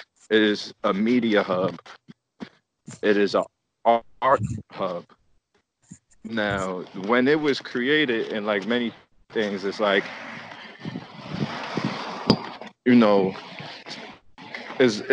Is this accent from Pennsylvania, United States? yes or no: no; Long Island, New York, United States; also born or lived in Queens; we grew up together in Long Island